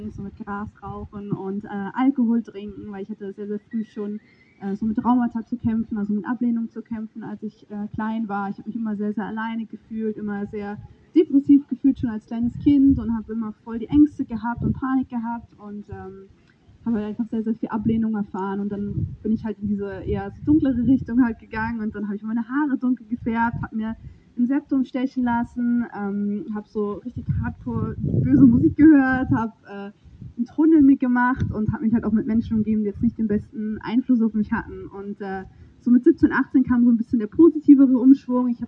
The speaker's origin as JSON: {"language": "German", "country": "Germany", "tie": "born or raised there", "said": "also ich bin 26, bin in der Eifel geboren und ich bin römisch-katholisch aufgewachsen."}